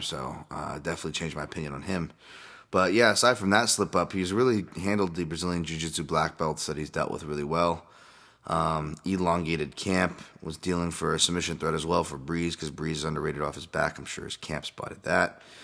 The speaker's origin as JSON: {"language": "English", "region": "Hawaii", "country": "United States", "said": "being Hawaiian"}